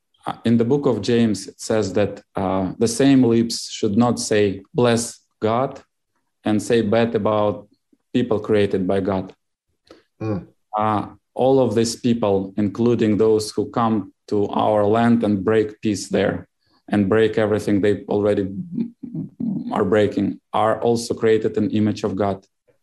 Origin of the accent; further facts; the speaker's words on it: Uzbekistan; born there; No, I was born in Uzbekistan.